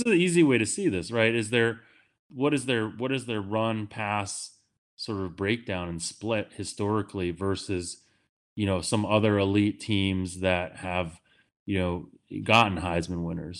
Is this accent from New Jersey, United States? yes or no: no; Worcester, Massachusetts, United States; I'm from Worcester